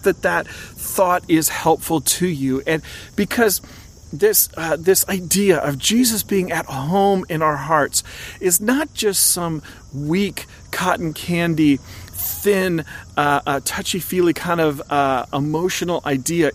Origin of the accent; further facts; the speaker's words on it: Oregon, United States; I grew up in Oregon.